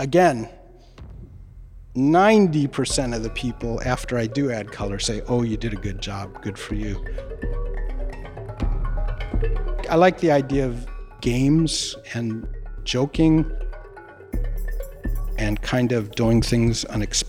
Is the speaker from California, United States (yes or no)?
yes; Los Angeles, California, United States; moved away as an adult; also born or lived in Chicago / Santa Cruz; now in Pietrasanta, Italy; I grew up in Los Angeles